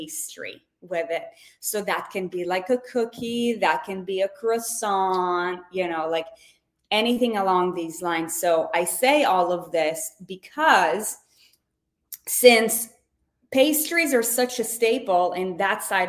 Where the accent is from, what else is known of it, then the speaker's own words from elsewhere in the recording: Israel; moved away; I was born and raised in Israel